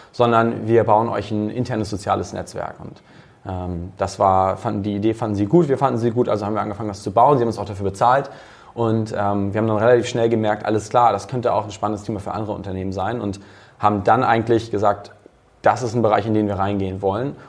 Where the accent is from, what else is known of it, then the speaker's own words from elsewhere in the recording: Hamburg, Germany; Ähm, also ich selbst bin, bin Hamburger, bin 30 und ähm, vom Hintergrund her eigentlich Techie.